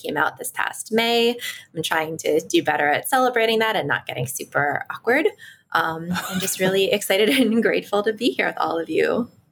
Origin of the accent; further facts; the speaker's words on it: Washington, District of Columbia, United States; I was raised in Washington, D.C., to an Ashkenazi Jewish family